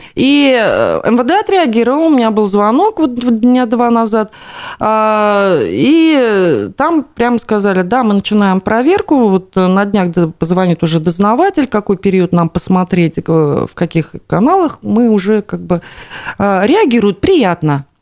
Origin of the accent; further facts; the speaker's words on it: Bashkortostan, Russia; нашей республики